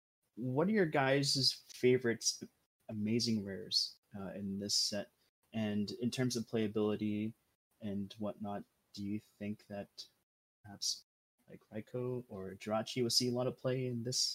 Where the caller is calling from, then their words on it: Chilliwack, British Columbia, Canada; I'm calling from Chilliwack, British Columbia, Canada.